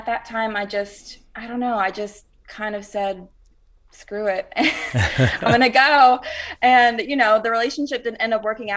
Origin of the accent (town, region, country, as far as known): Rock Hill, South Carolina, United States; now in Nashville, United States